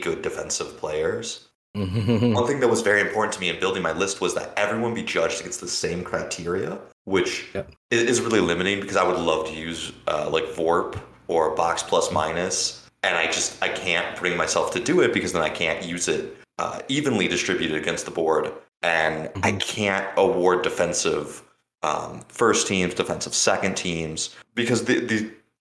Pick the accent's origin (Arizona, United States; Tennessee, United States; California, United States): California, United States; Los Angeles; now in Michigan, United States; I'm originally from Los Angeles, and I had moved to Michigan in 2003.